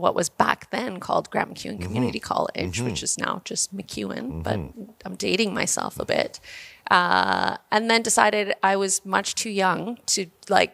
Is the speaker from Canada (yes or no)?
yes; Vegreville, Alberta, Canada; now in Edmonton, Canada; I'm a little Ukrainian girl who comes from just outside of Vegreville. I've been in Edmonton since 1993 when I moved here for university.